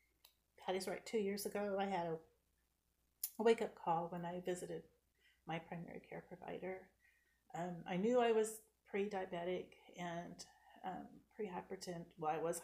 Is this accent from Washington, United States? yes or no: yes; Port Angeles, Washington, United States; and I like to walk and ride bike and hike our beautiful home, which is on the North Olympic Peninsula. We're from Port Angeles.